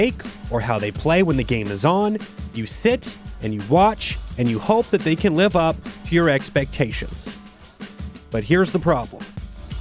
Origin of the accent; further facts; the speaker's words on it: Mississauga, Ontario, Canada; I was born in Mississauga, the same hospital as John Tavares